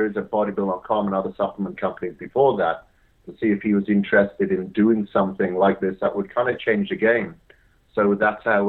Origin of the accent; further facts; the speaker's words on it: Wales, United Kingdom; I grew up in Wales, hence the weird accent. And I grew up on a farm there